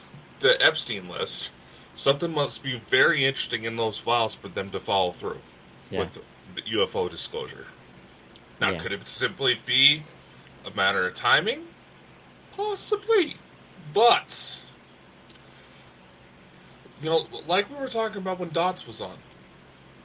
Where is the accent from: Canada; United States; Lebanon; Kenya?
United States; I'm American